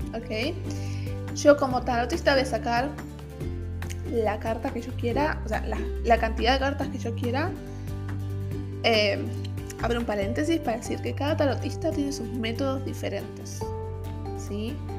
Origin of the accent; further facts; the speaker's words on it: Buenos Aires, Argentina; moved away as an adult; now in San Francisco, United States; yo soy de Buenos Aires, Argentina, pero estoy viviendo en San Francisco California, Estados Unidos.